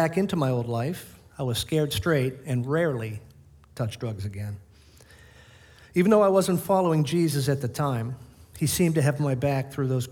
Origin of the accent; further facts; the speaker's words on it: Boston, Massachusetts, United States; Born in the South, as you can tell by my accent, South Boston